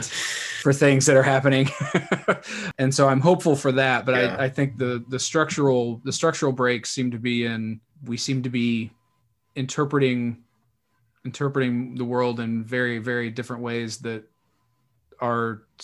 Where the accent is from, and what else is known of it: North Carolina, United States; born or raised there